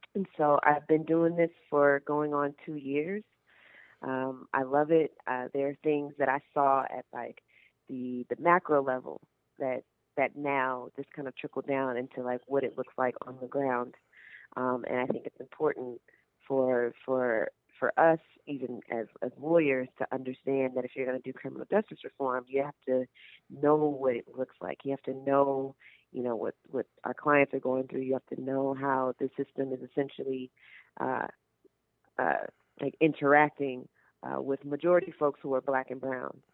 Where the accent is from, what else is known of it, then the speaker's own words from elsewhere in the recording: Carson, California, United States; I grew up in Carson, California